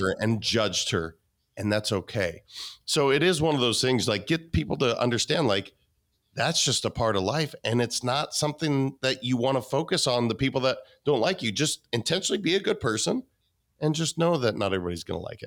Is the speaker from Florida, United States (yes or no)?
no; Montana, United States; I'm a kid from Montana